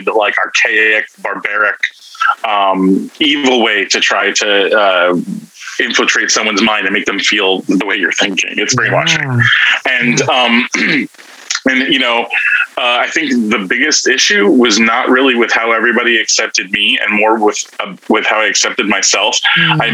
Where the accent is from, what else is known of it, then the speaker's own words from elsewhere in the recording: New York City, New York, United States; I had a very happy Christian household childhood, Italian American Brooklyn Christian Italian household.